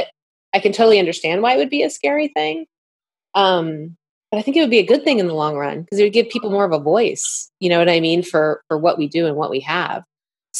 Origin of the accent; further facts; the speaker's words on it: Northeast, United States; My family's actually from out West, but I grew up in the Northeast